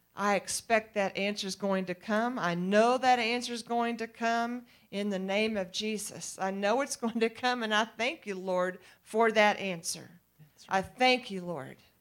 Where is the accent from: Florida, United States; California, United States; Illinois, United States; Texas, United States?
Texas, United States; East; I'm from East Texas